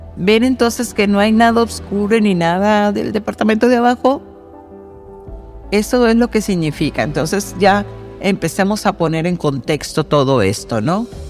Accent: Mexico; yo, por ejemplo, que soy mexicana

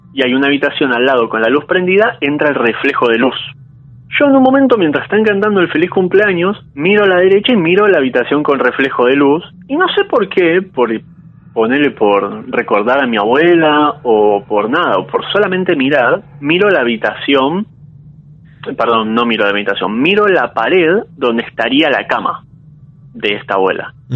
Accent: San Isidro, Buenos Aires Province, Argentina; also born or lived in Saavedra, Buenos Aires; now in Buenos Aires, Argentina; Yo ahora en este momento soy de San Isidro, pero estoy viviendo en Saavedra con mi novia

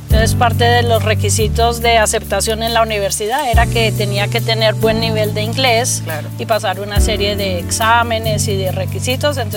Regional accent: Colombia; moved away as an adult; now in United States; Yo hice mi carrera de ingeniería en Colombia y vine aquí a hacer eh, estudios avanzados.

